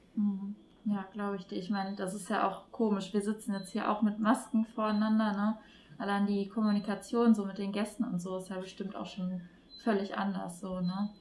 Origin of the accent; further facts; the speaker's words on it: Duisburg, North Rhine-Westphalia, Germany; hier in meiner Heimatstadt Duisburg.